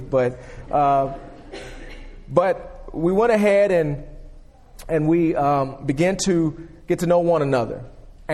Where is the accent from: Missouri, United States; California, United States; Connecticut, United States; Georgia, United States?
Georgia, United States; Atlanta; moved away; also born or lived in Memphis, Tennessee / Louisville, Kentucky; I was typically raised in Atlanta